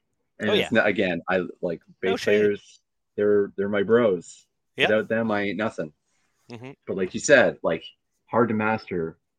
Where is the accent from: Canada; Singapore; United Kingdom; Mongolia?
Canada; So as you know, I'm Canadian.